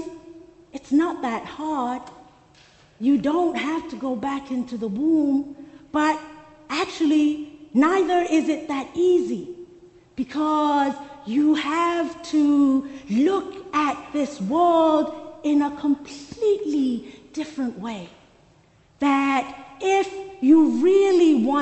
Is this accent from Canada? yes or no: no; Soweto, Gauteng, South Africa; When I was growing up in Soweto, there was one cinema in the township.